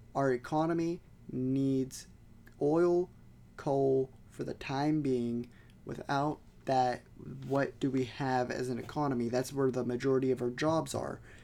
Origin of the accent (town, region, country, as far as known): United States